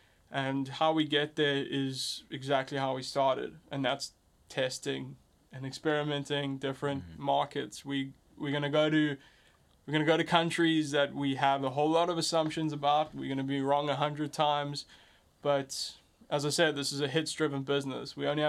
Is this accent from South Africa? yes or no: yes; South Africa; as I'm learning, being a South African and African entrepreneur, is that often we confide ourselves into the borders.